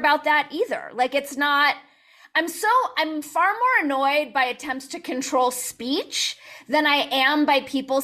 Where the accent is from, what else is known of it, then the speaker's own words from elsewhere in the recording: Los Angeles, California, United States; I grew up in the San Fernando Valley